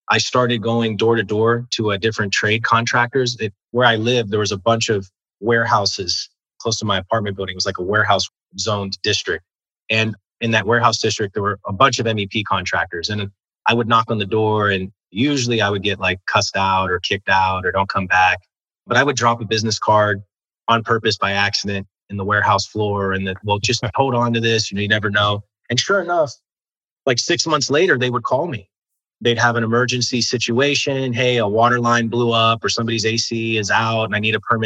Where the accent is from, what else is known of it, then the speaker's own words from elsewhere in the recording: Maryland, United States; moved away as an adult; also born or lived in Miami / DC Metropolitan area; I'm from Maryland.